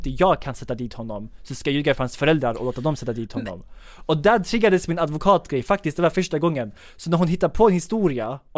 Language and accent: Swedish; Sweden; born there; Han, han var inte heller född i Sverige, jag är född i Sverige